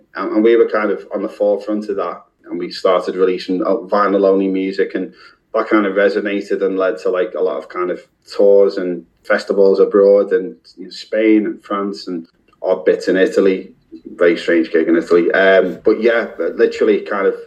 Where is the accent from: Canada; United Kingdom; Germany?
United Kingdom; Liverpool, North West England; I'm from Liverpool